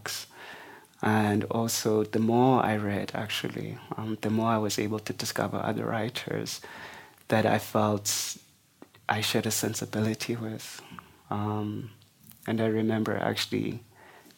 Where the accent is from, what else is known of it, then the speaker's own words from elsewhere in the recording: Mdantsane, Eastern Cape, South Africa; also born or lived in East London, South Africa; I kind of grew up in what was then the biggest township in the Siskai homeland called Mdantsane